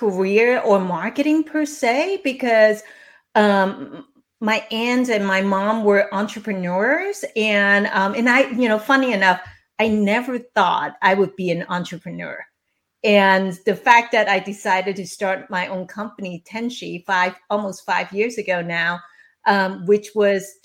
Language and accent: English; Hong Kong; I was born and raised in Hong Kong by my single mom and my widowed grandmother